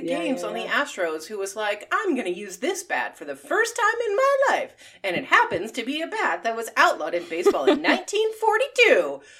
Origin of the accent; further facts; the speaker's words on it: just outside Philadelphia, Pennsylvania, United States; I grew up a Philly sports fan. I grew up just outside Philadelphia.